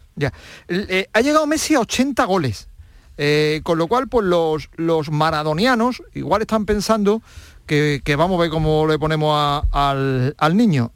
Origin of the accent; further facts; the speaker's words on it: Alhaurín, Andalusia, Spain; el equipo de mi pueblo